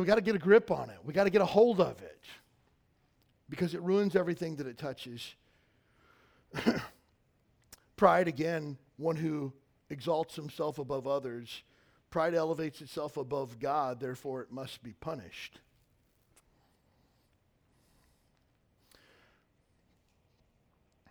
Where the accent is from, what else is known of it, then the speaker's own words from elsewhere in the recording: Kentucky, United States; I grew up in Kentucky